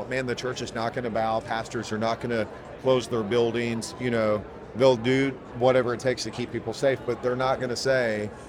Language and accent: English; Kentucky, United States; moved away as an adult; now in Lake Havasu City, United States; we are from Kentucky. We moved here in 2020, right in the middle of the pandemic